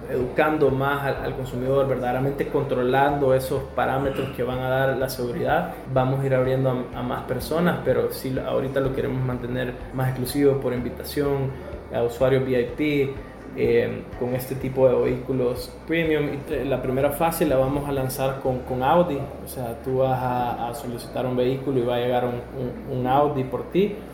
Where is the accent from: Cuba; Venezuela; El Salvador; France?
El Salvador; esa frustración de la imagen que nosotros como salvadoreños estamos dando en, en otras partes del mundo